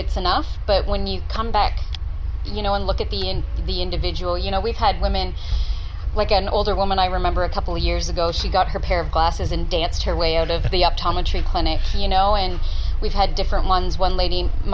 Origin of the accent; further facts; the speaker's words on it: Canada; moved away as an adult; now in Townsville, Australia; I'm Canadian